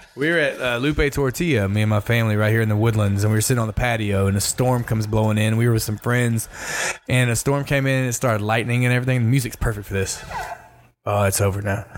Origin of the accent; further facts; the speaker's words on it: Michigan City, Indiana, United States; now in Texas, United States; I was born in Michigan City, Indiana